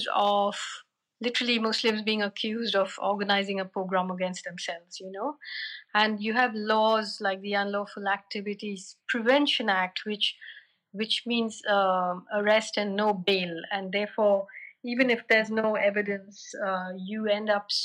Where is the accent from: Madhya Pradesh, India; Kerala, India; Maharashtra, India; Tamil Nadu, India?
Kerala, India; moved away as an adult; also born or lived in Delhi; I come from Kerala, which is like the other end of the country